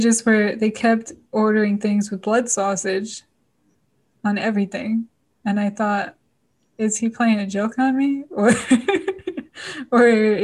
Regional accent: Scotland, United Kingdom; I think it's just also part of being Scottish. They love to laugh.

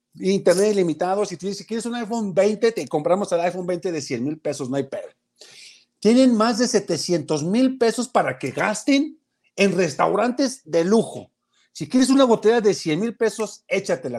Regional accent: Mexico; porque yo tengo dignidad como mexicano

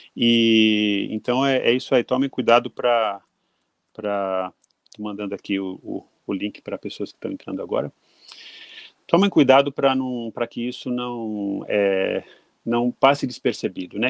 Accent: Brazil; also born or lived in London, United Kingdom; now in Japan; me senti assim de volta na minha juventude lá no Brasil

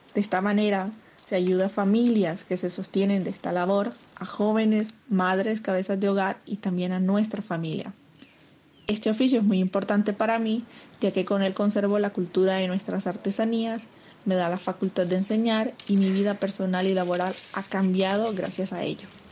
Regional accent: Usiacurí, Atlántico, Colombia; Vivo y soy del municipio de Usiacurí, Atlántico

